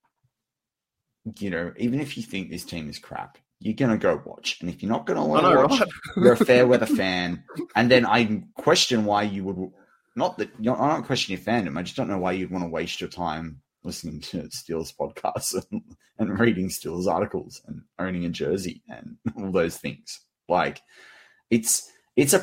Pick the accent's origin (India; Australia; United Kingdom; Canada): Australia; As an Australian fan